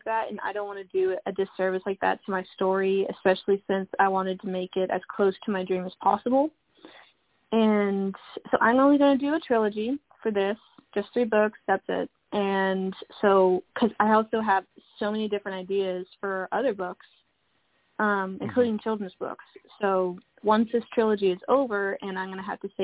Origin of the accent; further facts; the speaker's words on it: Dallas, Texas, United States; I've been born and raised in Dallas, Texas, my whole life, and I love it here.